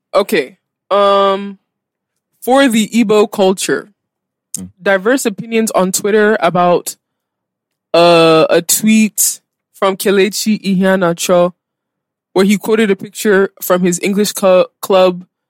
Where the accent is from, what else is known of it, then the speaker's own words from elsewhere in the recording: United States; also born or lived in DMV (Washington, D.C. area); now in Nigeria; born and raised in America